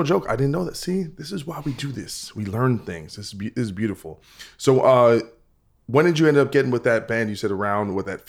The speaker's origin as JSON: {"language": "English", "region": "New Jersey", "country": "United States", "said": "I'm from Jersey."}